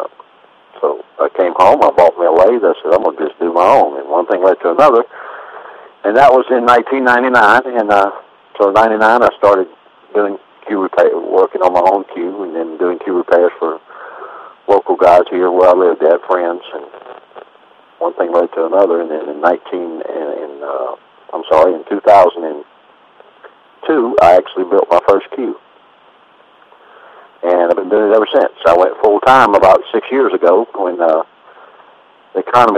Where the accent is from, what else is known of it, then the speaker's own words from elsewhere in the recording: Louisiana, United States; moved away as an adult; also born or lived in Georgia; now in Alto, United States; we finally settled in Louisiana, and I grew up there. I went to school there, college there, and that's where I lived until 1985